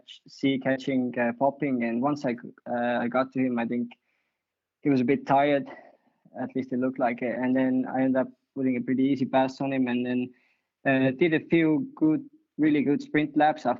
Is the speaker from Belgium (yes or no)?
no; Estonia; I'm from Estonia